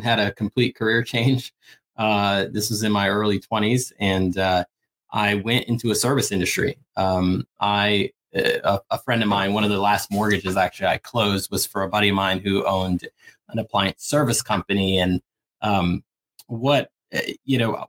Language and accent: English; Suriname; I was born in Suriname. It's a small country north of Brazil, former Dutch Guyana